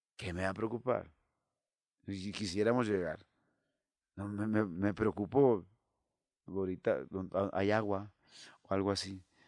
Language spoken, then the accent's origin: Spanish; El Rosario, Sinaloa, Mexico; moved away as an adult; also born or lived in Mexico City; luego llego a Rosario, allá a mi tierra